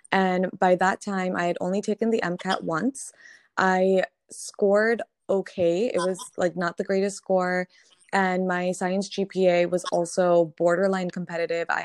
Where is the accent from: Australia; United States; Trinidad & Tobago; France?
United States; Connecticut; moved away; also born or lived in Barbados; So, I grew up in Connecticut